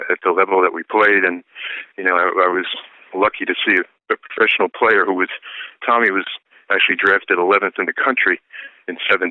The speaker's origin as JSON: {"language": "English", "town": "Islip", "region": "New York", "country": "United States", "tie": "born or raised there", "said": "I grew up in Islip. And I graduated from Islip High"}